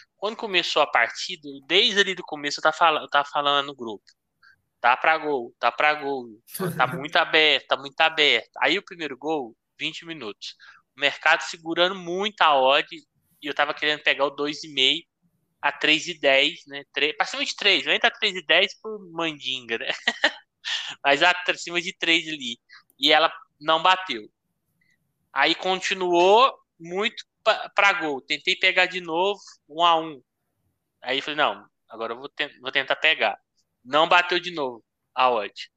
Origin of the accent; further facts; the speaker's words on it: Brazil; Como brasileiro